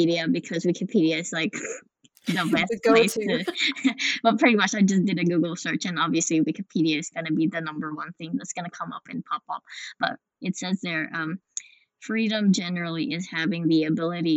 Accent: Western Australia, Australia; we are from Australia, Western Australia

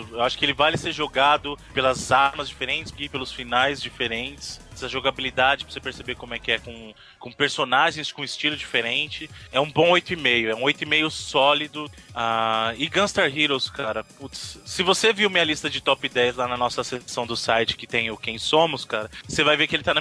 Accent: Bahia, Brazil; eu sou baiano, rapaz.

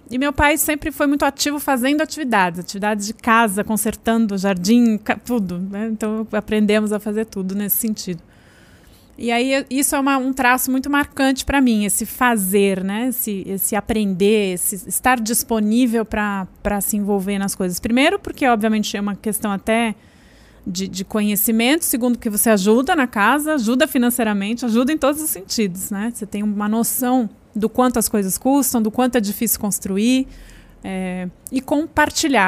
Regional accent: São Paulo, Brazil; Eu sou da Zona Oeste de São Paulo, de Pinheiros

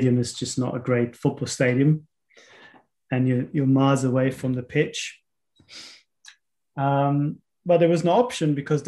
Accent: Munich, Bavaria, Germany; I was born in Munich

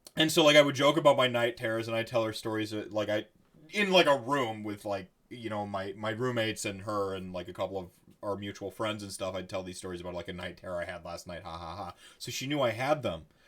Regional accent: Wisconsin, United States; I'm just from Wisconsin

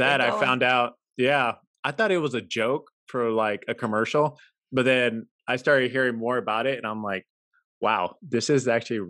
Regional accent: San Antonio, Texas, United States; now in San Jose, United States; I'm from San Antonio, born and raised. I'm now in San Jose, Silicon Valley area.

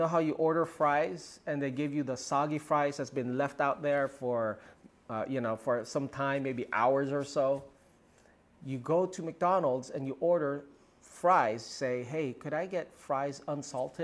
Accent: Philippines; first language Tagalog; English is a second language; Tagalog, my native tongue

